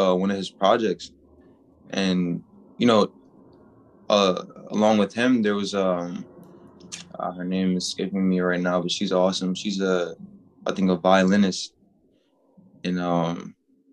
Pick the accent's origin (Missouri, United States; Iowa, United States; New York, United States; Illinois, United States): New York, United States; Born and raised in New York.